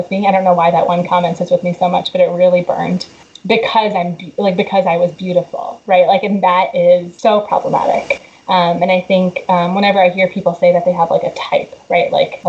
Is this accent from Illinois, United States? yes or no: yes; Chicago, Illinois, United States; also born or lived in Georgia, United States / Texas, United States / Delaware, United States / Boston, United States; And I grew up in Chicago too.